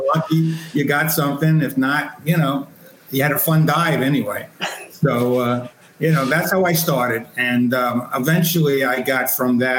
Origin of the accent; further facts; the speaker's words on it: Elmont, New York, United States; I grew up on Long Island, a town called Elmont